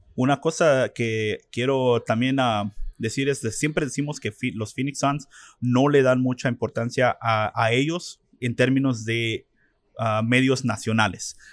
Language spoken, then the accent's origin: Spanish; Mexico; now in Arizona, United States; en nuestro país de México